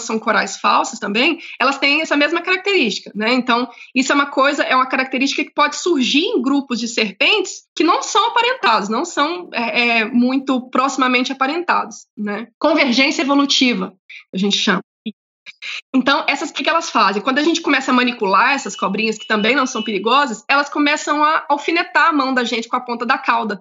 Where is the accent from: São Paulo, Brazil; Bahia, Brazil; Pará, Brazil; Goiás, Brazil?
Goiás, Brazil; interior of; moved away; Eu, eu morei no interior de Goiás, eu sou de Goiás